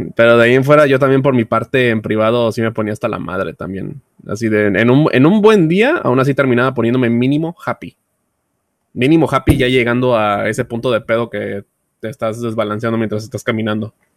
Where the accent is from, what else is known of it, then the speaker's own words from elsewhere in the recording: Veracruz, Mexico; also born or lived in Puebla; Yo soy de Veracruz, toda mi familia está en Veracruz